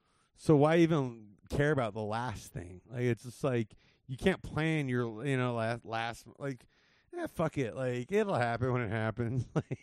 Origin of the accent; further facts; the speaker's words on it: Whittier, California, United States; I grew up in L.A. I grew up in Whittier. You know, I grew up in the area.